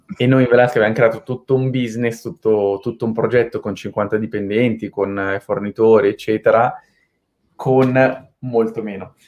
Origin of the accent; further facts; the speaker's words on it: Milan, Lombardy, Italy; moved away as an adult; also born or lived in London; Io sono di Milano, sono nato nell'87, uh, ehm, quindi ho 34 anni quest'anno, a novembre, e ho fatto prima il liceo classico uh, a Milano